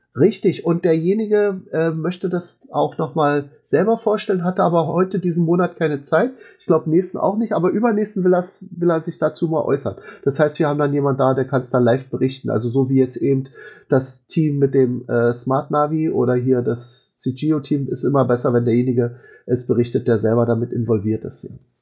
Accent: Berlin, Germany; als Berliner

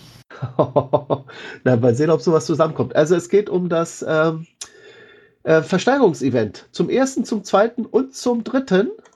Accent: Berlin, Germany; mir als Berliner

